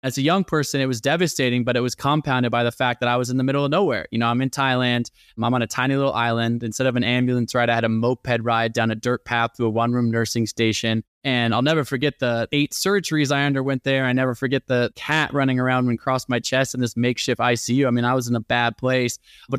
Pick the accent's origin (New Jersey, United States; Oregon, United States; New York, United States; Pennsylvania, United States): Oregon, United States; Portland; also born or lived in Olympia; I was born in Olympia, but moved to Portland, Oregon. And that's really where I grew up.